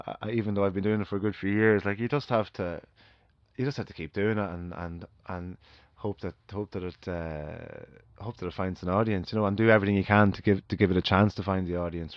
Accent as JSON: {"language": "English", "country": "Ireland", "said": "as Irish people"}